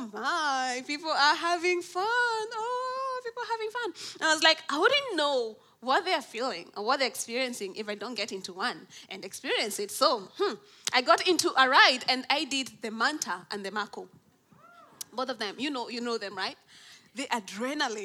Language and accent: English; Nairobi, Kenya; I'm from Nairobi in Kenya, in East Africa.